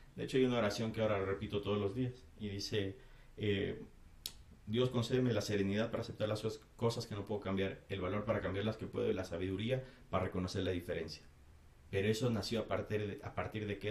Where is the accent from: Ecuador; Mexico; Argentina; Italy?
Ecuador; soy ecuatoriano